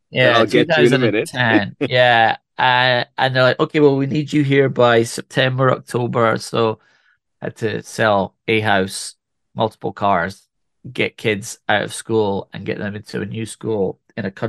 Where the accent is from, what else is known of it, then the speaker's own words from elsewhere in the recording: Scotland, United Kingdom; I am originally from Scotland. I don't have a very strong accent anymore but I am from Scotland, I can assure you. I uh, grew up on a distillery there called Tamdhu Distillery. I was born 250 feet away from Mortlach Distillery, which is also in Speyside.